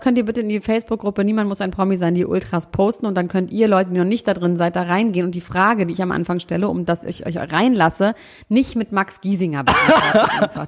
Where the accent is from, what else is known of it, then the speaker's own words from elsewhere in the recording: Germany; ich bin Deutscher